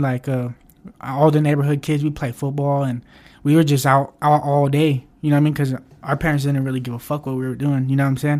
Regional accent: Pueblo, Colorado, United States; I'm born and raised here

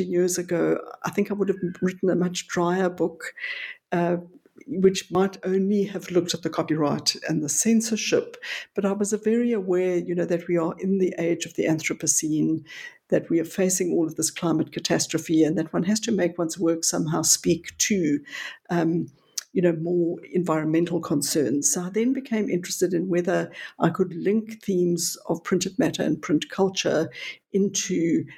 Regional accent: North West, South Africa; born or raised there; now in Johannesburg, South Africa

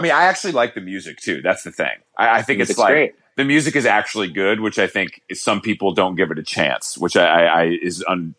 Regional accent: Atlanta, Georgia, United States; also born or lived in Los Angeles; now in New York, United States; I'm originally from Atlanta. I've lived in New York for like 12 years, and I've been in LA.

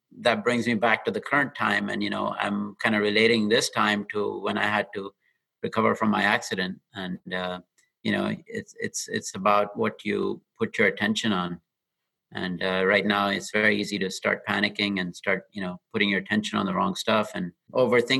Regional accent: Dubai, United Arab Emirates; moved away as an adult; also born or lived in Austin, Texas; now in Bay Area, United States; I grew up in Dubai and came to UT Austin for my engineering degree in the mid-90s

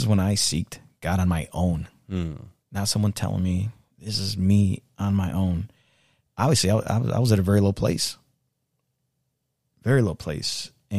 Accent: Mexico; now in United States; I came here from Mexico not knowing nothing. I made it.

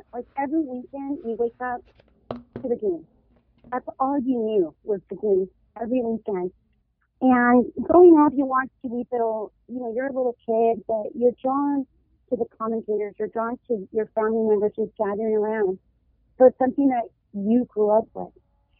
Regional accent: Southern California, United States; also born or lived in Michoacán, Mexico; I was born in Mexico. I was born in Michoacán, raised in Southern California. My mom's from Jalisco

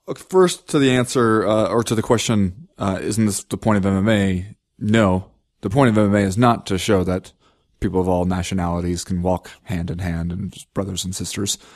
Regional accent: Cincinnati, Ohio, United States; I grew up in Cincinnati

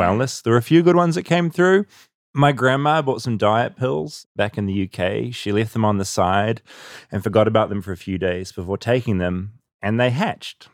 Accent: New Zealand; accent: New Zealand; the New Zealand accent, which is my accent

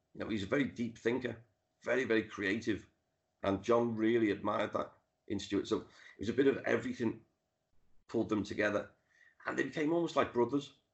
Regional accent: Liverpool, North West England, United Kingdom; I grew up in the Dingle where Ringo's from, went to the school that he went to. Um, I've lived off Penny Lane for over 30 years.

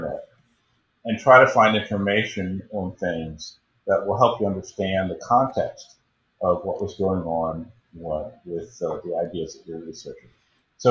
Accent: Baltimore, Maryland, United States; moved away as an adult; also born or lived in Chicago; I was born and raised in Baltimore.

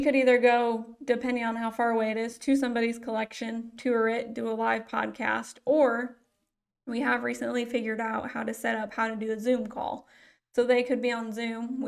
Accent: Geneseo, Illinois, United States; moved away as an adult; Originally, I'm from Geneseo, Illinois, which is about 3 hours northwest of here.

